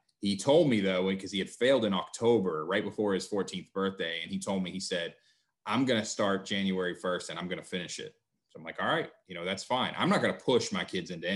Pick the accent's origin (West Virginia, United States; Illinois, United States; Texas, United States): West Virginia, United States; I am from West Virginia, sometimes referred to as Best Virginia